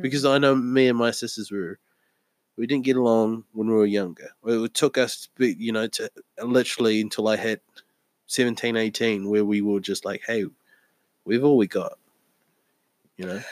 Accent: New Zealand; moved away; I lived m- my entire child life in New Zealand

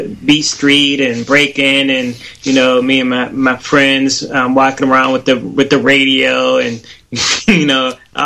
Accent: Pittsburgh, Pennsylvania, United States; moved away as an adult; now in Atlanta, United States; I'm from Pittsburgh, PA.

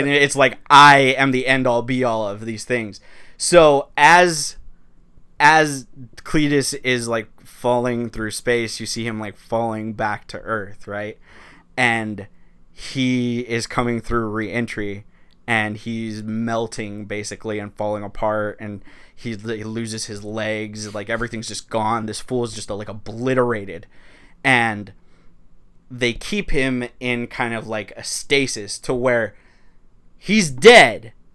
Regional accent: Los Angeles, California, United States; I'm from East L

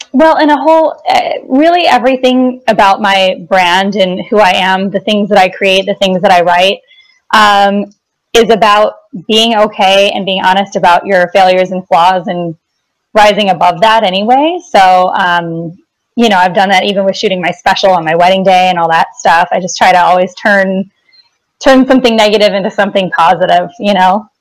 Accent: Wisconsin, United States; also born or lived in Chicago; now in Los Angeles, United States; I grew up in Wisconsin

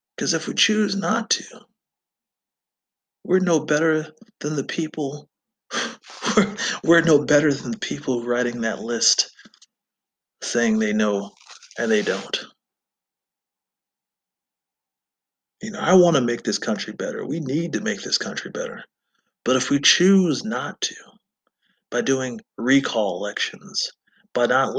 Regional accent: United States

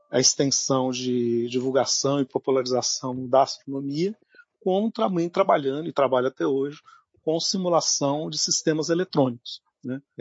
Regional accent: Minas Gerais, Brazil; moved away; vou dizer que eu vim da Terra mesmo, né? Lá das terras de Minas Gerais. Né? Por isso que eu sou atleticano né? fiel.

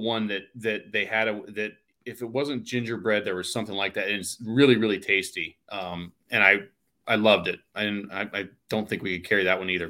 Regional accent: Ohio, United States; I'm from Ohio

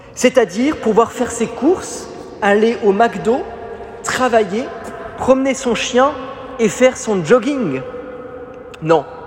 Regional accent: Paris, Île-de-France, France; je suis né à Paris

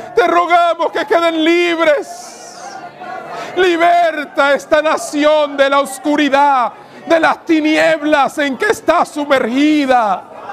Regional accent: Cibao, Dominican Republic; mi tierra, en el Cibao

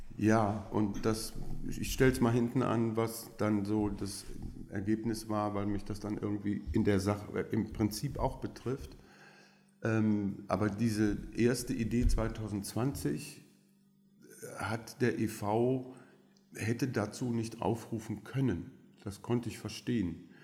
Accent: Belgium; first language French; German is a second language; also born or lived in Aachen; now in Berlin, Germany; Ich bin tatsächlich in Belgien mit erster Sprache Französisch aufgewachsen

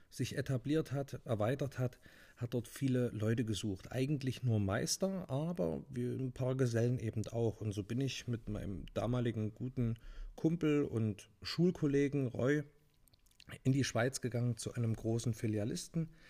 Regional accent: Thuringia, Germany; moved away; ich hätte wahrscheinlich ein schönes, ruhiges Leben weiter in meinem Heimat Bundesland Thüringen haben können, aber mich hat so ein bisschen in die weite Welt gezogen.

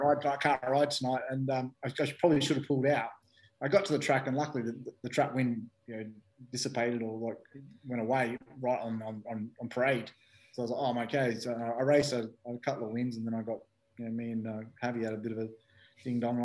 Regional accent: Australia; moved away; also born or lived in United Kingdom; me being an Aussie

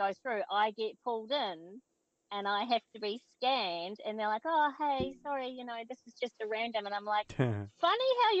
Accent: New Zealand; the way we were raised in New Zealand

